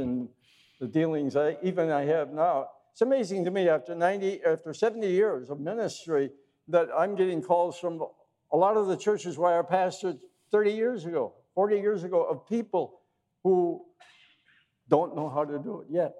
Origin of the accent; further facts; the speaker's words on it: Wisconsin, United States; I grew up in the wonderful state of Wisconsin. I was born in Wisconsin into a Christian family